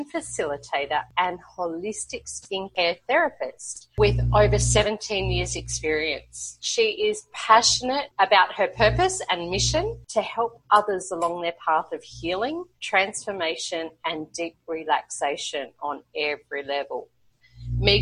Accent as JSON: {"language": "English", "town": "Brisbane", "region": "Queensland", "country": "Australia", "moved": "as an adult", "lives_now": "Colombia", "said": "I'm originally from Brisbane, Australia, and now living in Colombia, South America"}